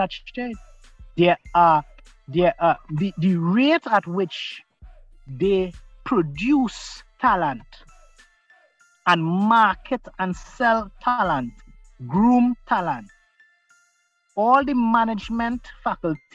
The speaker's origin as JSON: {"language": "English", "country": "Trinidad & Tobago", "said": "as a Trinidadian, you know, as a Trinbegonian."}